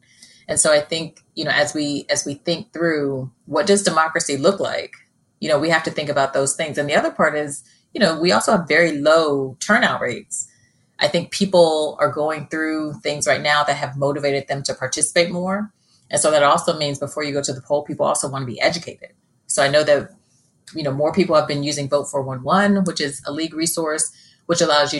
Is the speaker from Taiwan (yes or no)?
no; Australia; now in United States; I was born in Australia